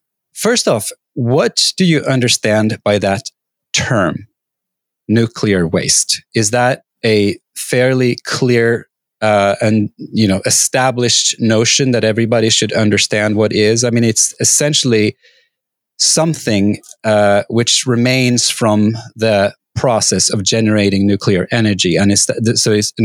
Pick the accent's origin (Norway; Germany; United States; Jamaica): Norway; I grew up in Norway